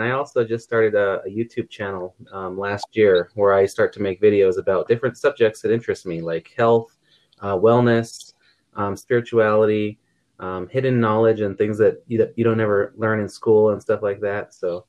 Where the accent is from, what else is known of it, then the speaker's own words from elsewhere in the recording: Colorado, United States; I am from Colorado